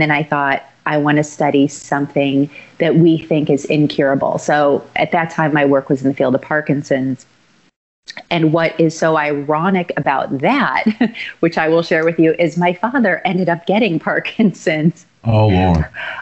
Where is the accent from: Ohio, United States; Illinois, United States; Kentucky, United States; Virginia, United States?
Illinois, United States; Chicago; born and raised in Chicago